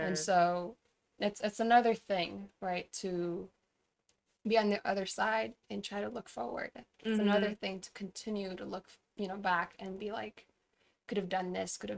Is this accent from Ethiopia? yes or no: yes; Tigray, Ethiopia; let me give a little background about what's going on in my hometown. But so Tigray is located in the northern part of Ethiopia.